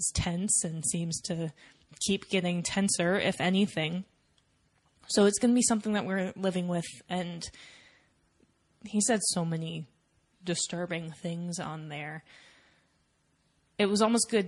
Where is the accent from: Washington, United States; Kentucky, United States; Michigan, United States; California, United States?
Washington, United States; Seattle; moved away; back in Seattle, which is my hometown